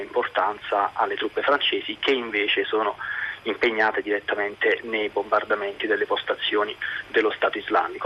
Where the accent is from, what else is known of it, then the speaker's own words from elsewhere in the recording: Italy; io sono molto fiero di essere italiano perché il mio è un bellissimo paese